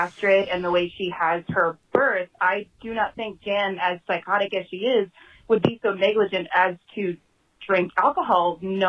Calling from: New Haven, Connecticut, United States; I'm calling from New Haven, Connecticut.

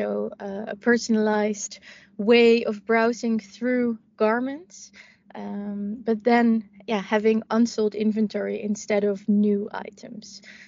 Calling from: Amsterdam, North Holland, Netherlands; I'm dialing in from Amsterdam, from our hub at the Houthaven.

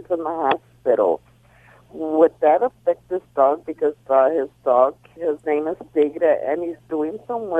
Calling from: Baldwin Park, California, United States; I'm calling from Baldwin Park.

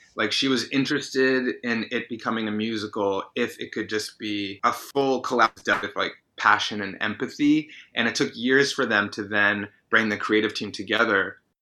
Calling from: New York City, New York, United States; I'm calling from New York City

